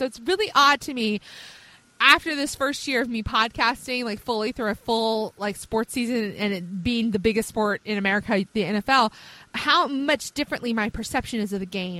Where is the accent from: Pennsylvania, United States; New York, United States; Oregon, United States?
Pennsylvania, United States; Philadelphia; I was born in Philadelphia.